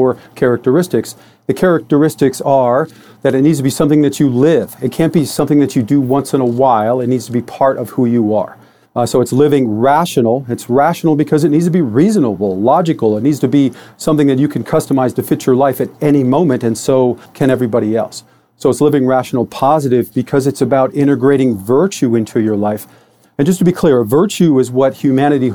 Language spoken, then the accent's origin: English; Detroit, Michigan, United States; I was born in Detroit, Michigan in 1966